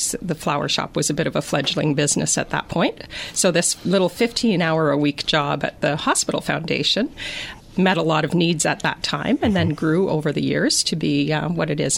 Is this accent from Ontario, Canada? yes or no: yes; Drayton, Ontario, Canada; I call myself a lifer. I moved there